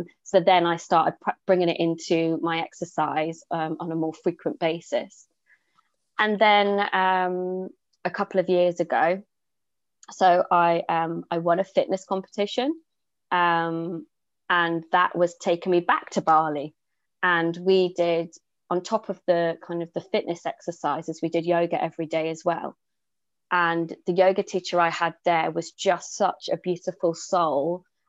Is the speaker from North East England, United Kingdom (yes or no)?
yes; Newcastle, North East England, United Kingdom; accent: Geordie; now in Jersey; So I'm not actually from Jersey, I'm from Newcastle, but lacking the Geordie accent now. But I've been here for 15 years.